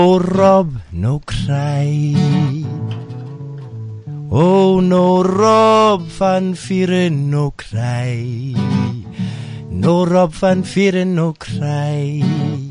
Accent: Johannesburg, Gauteng, South Africa; also born or lived in Cape Town; I'm a Leb from Joburg

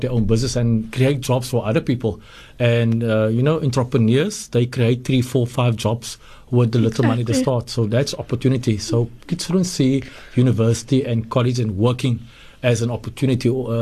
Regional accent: Nova Park, Western Cape, South Africa; I grew up in Nova Park

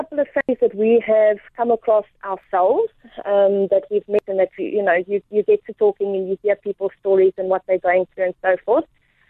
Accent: Port Elizabeth, Eastern Cape, South Africa; also born or lived in United States; I'm currently in Port Elizabeth. Grew up half my life in South Africa, half my life in America, and I'm back in Port Elizabeth.

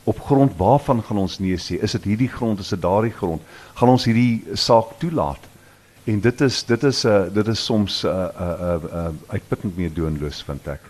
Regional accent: South Africa; ons smart mm. as Suid-Afrikaners

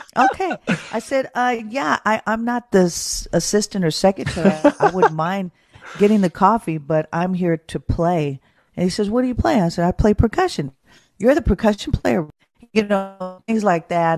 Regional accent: Oakland, California, United States; born and raised in Oakland, California

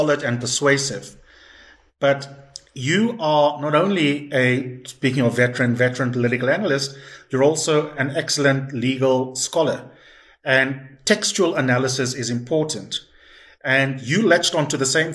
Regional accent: South Africa; as South African citizens

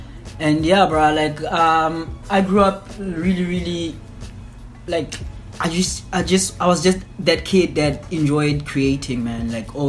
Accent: Sebokeng, Gauteng, South Africa; also born or lived in Gugulethu, Cape Town; I was actually born in a place called Vaal in Gauteng, south of Johannesburg. In a township called Sebokeng. And yeah, bro, that's actually where I grew up, and that's where I spent most of my childhood at, like my childhood life at.

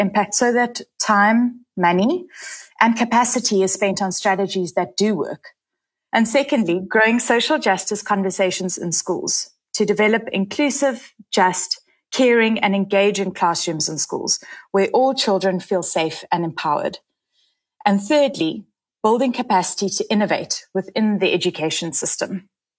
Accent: South Africa

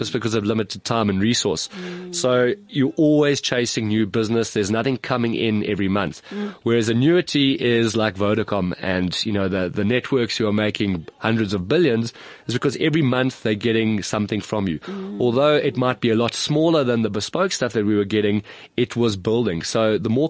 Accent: South Africa; also born or lived in Stellenbosch

